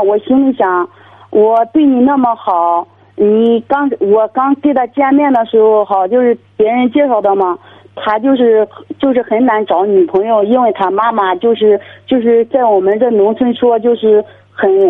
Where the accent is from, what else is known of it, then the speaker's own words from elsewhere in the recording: Zhoukou, Henan, China; 我是河南的，我是河南周口的，周口太康县的。